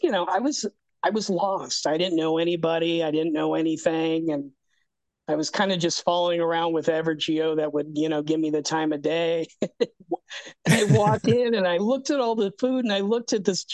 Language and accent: English; Arcadia, California, United States; I grew up in Southern California in a town called Arcadia, which is right next to Pasadena